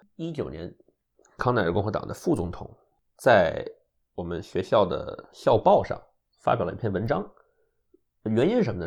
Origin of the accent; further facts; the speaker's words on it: China; also born or lived in Ithaca, United States; now in United States; 我是中国人嘛